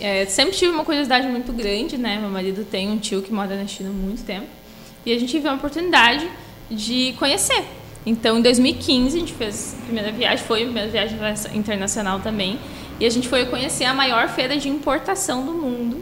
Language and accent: Portuguese; Torres, Rio Grande do Sul, Brazil; moved away; also born or lived in Sapiranga; sou natural de Torres